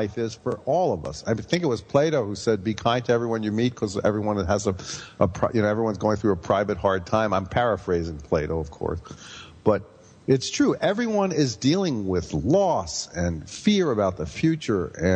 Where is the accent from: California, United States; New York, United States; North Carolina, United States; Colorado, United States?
New York, United States; New York City; growing up in Brooklyn in the gang war years